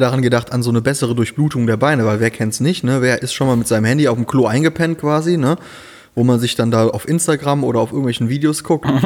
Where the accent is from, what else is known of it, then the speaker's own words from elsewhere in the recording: Rhineland, Germany; moved away as an adult; now in Siegen, Germany; ich komme ja ursprünglich da aus dem Rheinland